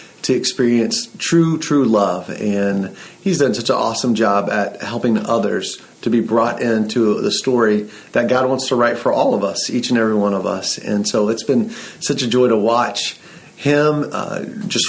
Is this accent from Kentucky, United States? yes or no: no; Atlanta, Georgia, United States; moved away as an adult; now in Lehigh Valley, United States; I was born and raised in Atlanta